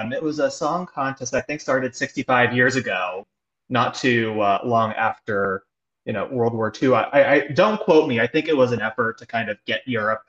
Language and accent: English; Philadelphia, Pennsylvania, United States; I am born and raised in the Philadelphia area. So one of my interests is Philly. Like any good Philadelphian, I am like overly defensive and proud of my hometown.